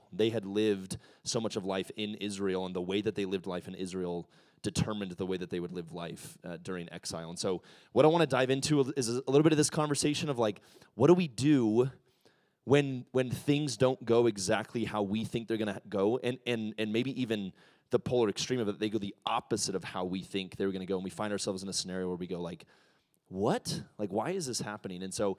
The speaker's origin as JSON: {"language": "English", "country": "Ecuador", "tie": "born or raised there", "said": "I'm a missionary kid. I grew up in Ecuador. I'm a pastor's kid."}